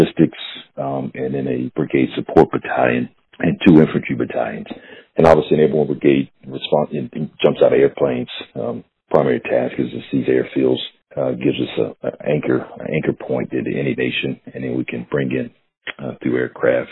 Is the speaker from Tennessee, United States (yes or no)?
no; Southern Pines, North Carolina, United States; moved away as an adult; born and raised in Southern Pines, North Carolina